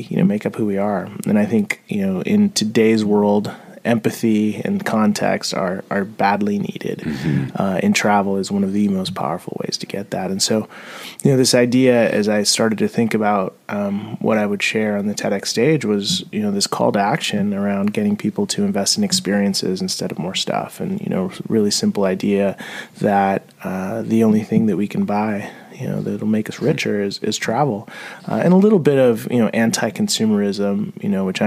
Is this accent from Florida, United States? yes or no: no; San Diego, California, United States; also born or lived in Mexico City, Mexico; now in Portland, United States; I left Mexico City when I was 5, and I grew up in San Diego